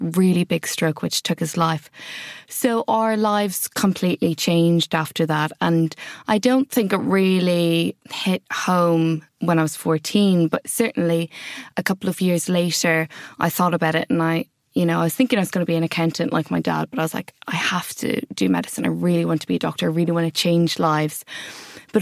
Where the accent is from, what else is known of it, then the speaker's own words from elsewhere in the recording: Ireland; moved away as an adult; also born or lived in Wales; now in London, United Kingdom; if you haven't picked up from my accent already, I grew up in Ireland